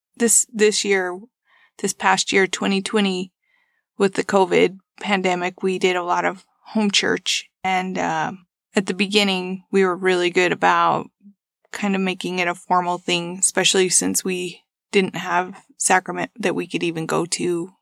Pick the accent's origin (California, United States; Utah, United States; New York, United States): Utah, United States; Ferron; also born or lived in Bluffdale, Utah; I currently live in Bluffdale, Utah. I grew up in Farron, Utah